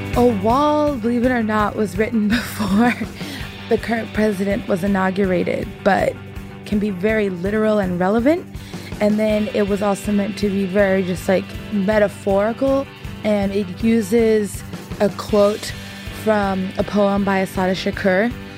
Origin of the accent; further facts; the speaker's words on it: San Jose, California, United States; I grew up in the Bay Area. I grew up in San Jose